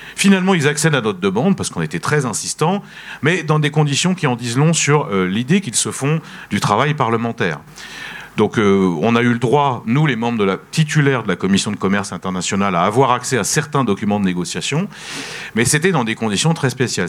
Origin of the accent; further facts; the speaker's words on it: France; en tant que français en tant qu'Européen